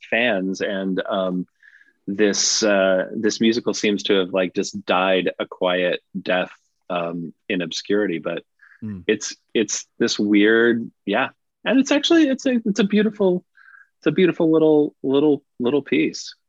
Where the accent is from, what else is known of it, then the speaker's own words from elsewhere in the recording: Littleton, Colorado, United States; this little suburban kid out in Littleton